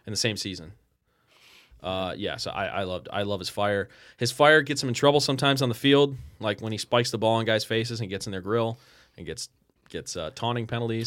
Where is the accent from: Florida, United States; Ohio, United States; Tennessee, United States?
Ohio, United States; Strongsville; I grew up in Strongsville.